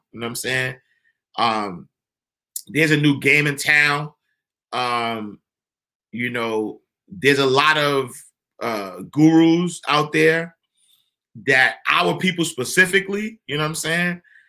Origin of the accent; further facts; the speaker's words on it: Florida, United States; I'm from Florida and I can't even begin to wrap my head around cold weather.